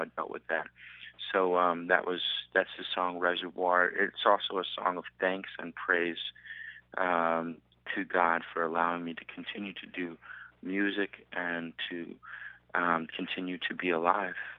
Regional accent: New York, United States; now in Southern California, United States; I'm from New York

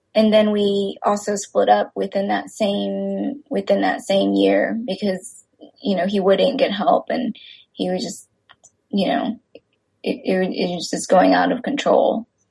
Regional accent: Texas, United States; I grew up in Texas uh, with very few other Asian friends

